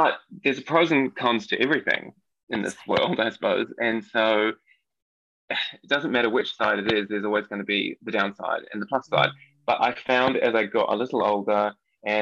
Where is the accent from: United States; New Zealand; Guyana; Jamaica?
New Zealand; accent: New Zealand; moved away; I'm from New Zealand. I grew up on kind of just the middle of nowhere-ish, I suppose. It's a little country area, sheep farm